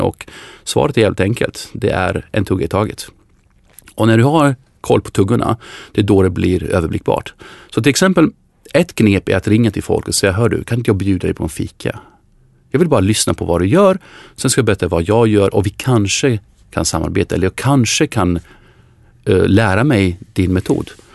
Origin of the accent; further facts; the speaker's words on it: Sweden; oss som svenskar